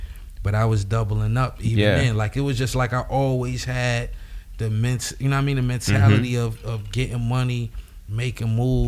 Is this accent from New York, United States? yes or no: yes; Buffalo, New York, United States; Buffalo, man.